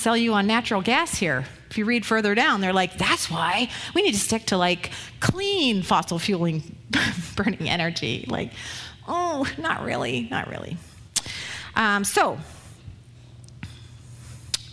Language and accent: English; Ottawa, Ontario, Canada; I grew up in Ottawa, where the Ottawa River ran through